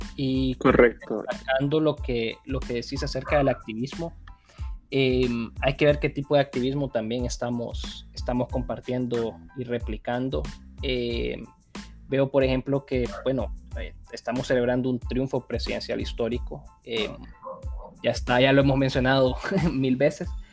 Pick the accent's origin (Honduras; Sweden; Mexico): Honduras; yo pues como hondureño